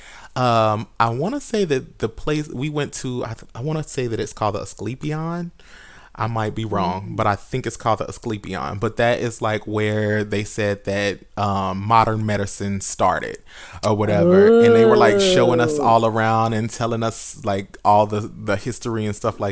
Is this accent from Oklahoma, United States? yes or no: yes; Oklahoma, United States; I'm yeah. from Oklahoma